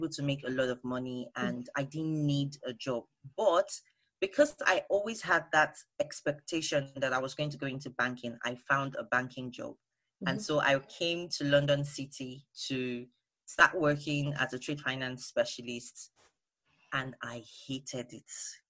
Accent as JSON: {"language": "English", "region": "Lagos", "country": "Nigeria", "moved": "yes", "lives_now": "United Kingdom", "said": "And then I moved to the UK from Lagos, Nigeria. And I had to reintegrate, learn new things, make new friends."}